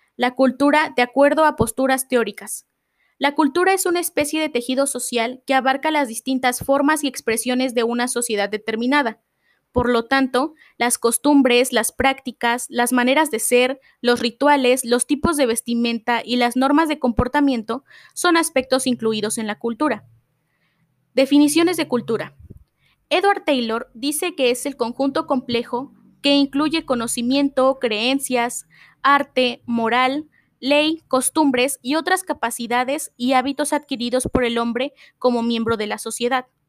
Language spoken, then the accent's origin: Spanish; Mexico; nos hace identificarnos como mexicanos